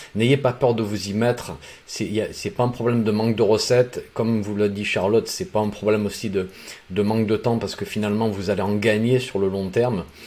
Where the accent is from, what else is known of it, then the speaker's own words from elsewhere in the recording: Provence-Alpes-Côte d'Azur, France; dans mon enfance, dans les Alpes de Haute-Provence